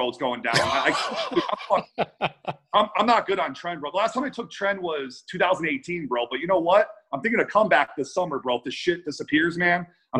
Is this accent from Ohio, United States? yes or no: yes; Cleveland, Ohio, United States; now in Las Vegas, United States; Cleveland, Ohio.